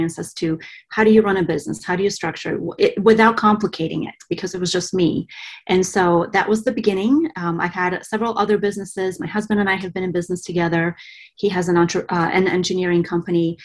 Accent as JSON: {"language": "English", "country": "Bulgaria", "tie": "born or raised there", "moved": "yes", "lives_now": "United States", "said": "I was born and raised in Bulgaria"}